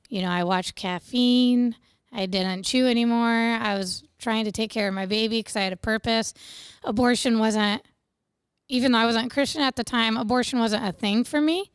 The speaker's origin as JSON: {"language": "English", "town": "Bluffton", "region": "Indiana", "country": "United States", "tie": "born or raised there", "said": "I grew up in Wells County, which is around Bluffton, Ossian area, um, on a little small livestock farm."}